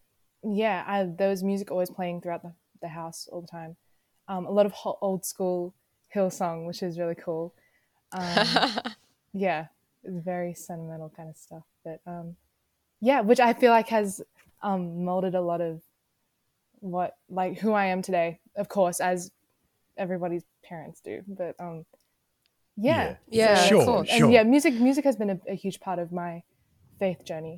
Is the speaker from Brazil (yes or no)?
no; Albury, New South Wales, Australia; I'm from Albury, which is like in New South Wales, on the border of New South Wales and Victoria